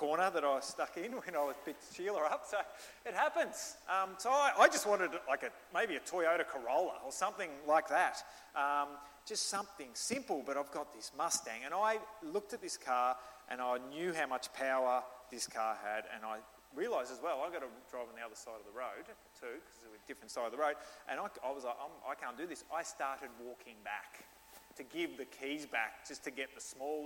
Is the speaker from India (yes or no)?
no; Australia; accent: Australian; I'm Australian, and he just thinks my accent's awesome